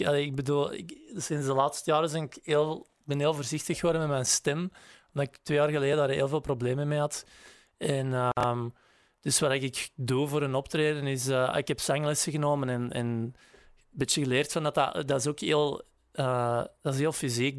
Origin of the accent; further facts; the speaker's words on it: Grobbendonk, Flanders, Belgium; moved away; wij woonden in Grobbendonk, in Pul, maar dat is eigenlijk hè, dat is vlak naast elkaar.